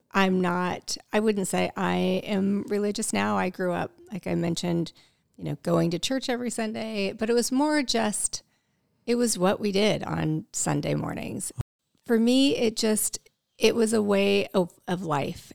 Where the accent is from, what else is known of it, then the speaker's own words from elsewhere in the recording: Midwest, United States; I grew up in the Midwest